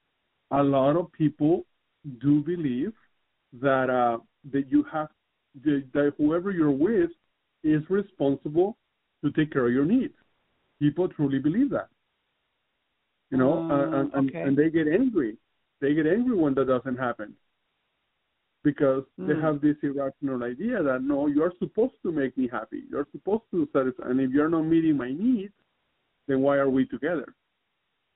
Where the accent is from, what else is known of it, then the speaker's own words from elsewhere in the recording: Southern California, United States; I'm from Southern California